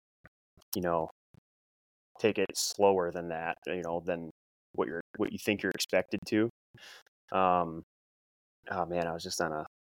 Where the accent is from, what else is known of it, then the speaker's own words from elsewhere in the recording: Midwest, United States; also born or lived in Sioux Falls, South Dakota; I'm from the Midwest. You know, I got a Midwest work ethic.